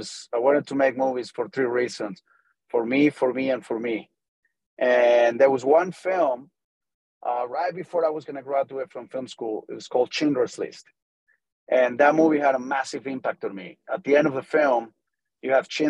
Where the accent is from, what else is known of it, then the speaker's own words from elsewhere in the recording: Tampico, Tamaulipas, Mexico; English is a second language; moved away as an adult; also born or lived in United States; I was born and raised in Mexico, in Tampico, Mexico. And I moved to the U.S. to learn English when I was around 18 years old